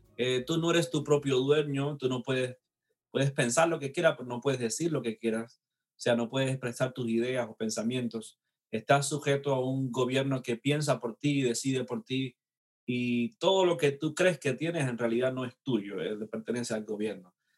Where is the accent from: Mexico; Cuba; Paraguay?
Cuba; now in Mississippi, United States; soy nacido en Cuba